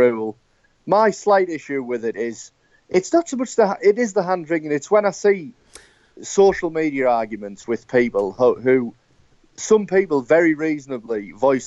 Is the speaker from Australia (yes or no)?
no; United Kingdom; I'm British